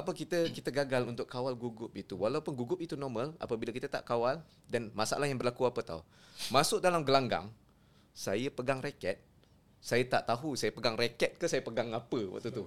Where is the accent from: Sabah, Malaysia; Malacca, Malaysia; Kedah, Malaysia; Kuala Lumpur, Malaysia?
Kedah, Malaysia; saya orang Kedah lah kan. Hmm. Saya orang Kedah